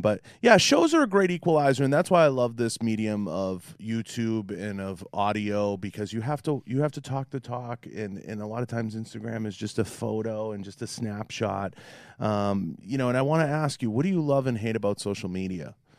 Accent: Boston, Massachusetts, United States; accent: Boston; my Boston accent

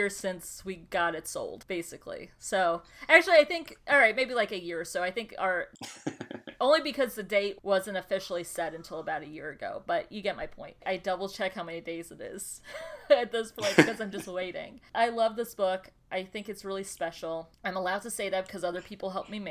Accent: Brownsburg, Indiana, United States; moved away as an adult; also born or lived in Wisconsin / Lake Zurich, Illinois; now in Chicago, United States; I spent my childhood through third grade in Lake Zurich, Illinois. And then we moved to Brownsburg, Indiana. And I lived 20 years almost to the day in Indiana before moving to Chicago.

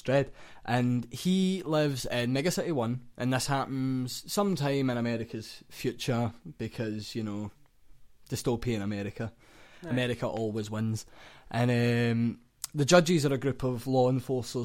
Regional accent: Glasgow, Scotland, United Kingdom; We're from Glasgow.

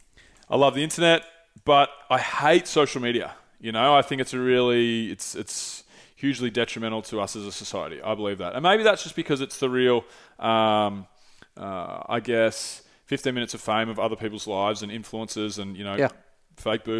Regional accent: Mornington Peninsula, Victoria, Australia; I grew up on the Moines Peninsula

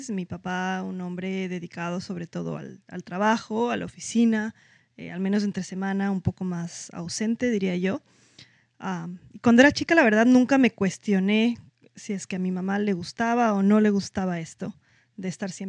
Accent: Quito, Pichincha, Ecuador; Eh, ya nací yo en Quito y viví toda mi vida ahí, pero todavía soy muy cercana de mi familia de Puerto Viejo.

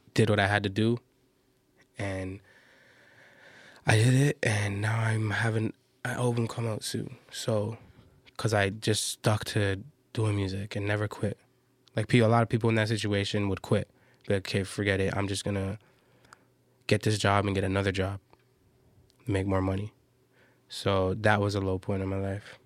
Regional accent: Toronto, Ontario, Canada; I'm from Toronto

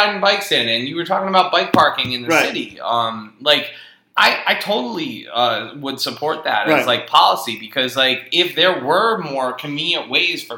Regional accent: Hadley, Massachusetts, United States; I grew up in Hadley, like I said, right in between Amherst and Northampton.

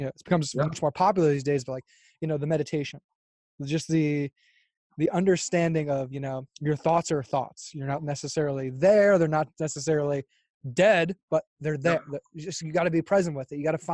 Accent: Fort Lauderdale, Florida, United States; now in Los Angeles, United States; I'm from Florida, and I mean, Fort Lauderdale, it's beautiful

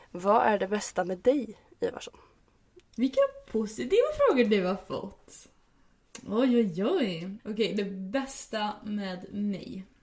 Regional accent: Västra Götaland, Sweden; vi åkte, vi åkte eh, bil ut till Läckö slott vid min hemstad.

